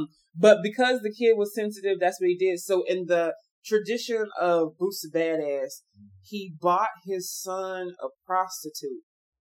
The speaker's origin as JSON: {"language": "English", "region": "the South", "country": "United States", "also_born_or_lived": "Dallas, Texas", "said": "I'm from the South."}